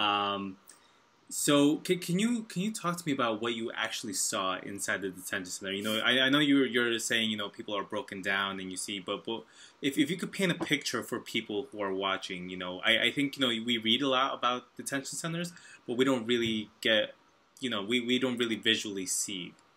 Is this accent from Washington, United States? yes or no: no; New York, United States; I'm from New York